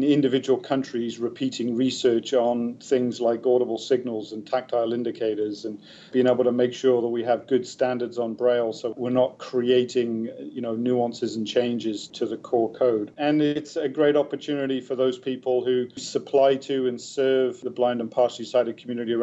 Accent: United Kingdom; moved away as an adult; now in Canada; as a British expat, even though I've been in Canada for decades

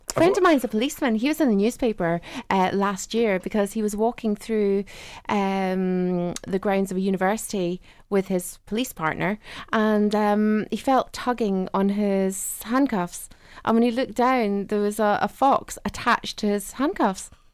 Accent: Ireland; I grew up in Southern Ireland

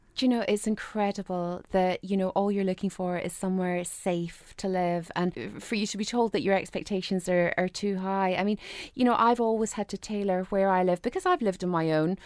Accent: Ireland; moved away as an adult; now in Scotland, United Kingdom; I grew up in Southern Ireland. So I moved over here in less than a year

